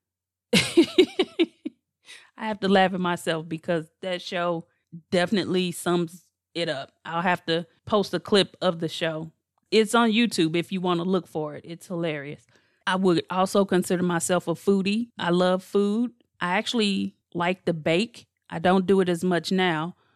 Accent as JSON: {"language": "English", "town": "St. Louis", "region": "Missouri", "country": "United States", "tie": "born or raised there", "said": "I'm from Saint Louis, born and raised"}